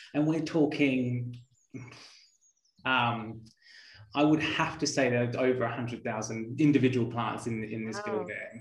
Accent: Australia; growing up in Australia as well

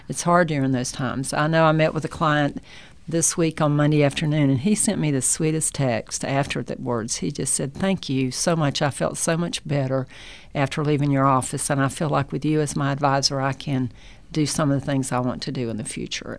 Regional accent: North Carolina, United States; also born or lived in Chicago; now in Dalton, United States; I'm from North Carolina so I grew up in a small town

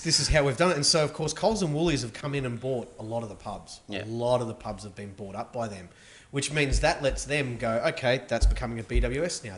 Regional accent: Melbourne, Victoria, Australia; I'm from Melbourne

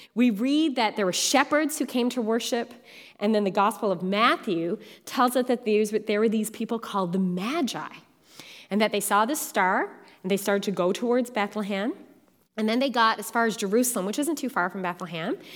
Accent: Newfoundland and Labrador, Canada; born or raised there; now in Ontario, Canada

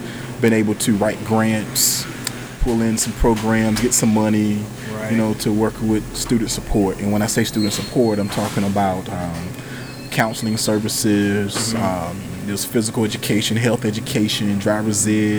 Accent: Whiteville, North Carolina, United States; born there; also born or lived in Fayetteville / Raleigh / Jacksonville / Durham; now in Elizabeth City, United States; So I was born in Columbus County.

